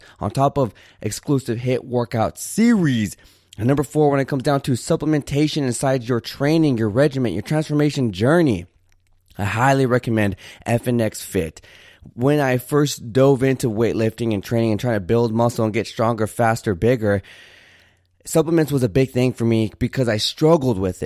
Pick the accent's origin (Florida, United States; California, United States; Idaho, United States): California, United States; Santa Barbara; now in Houston, United States; I currently live in Houston, but I was born in Santa Barbara, California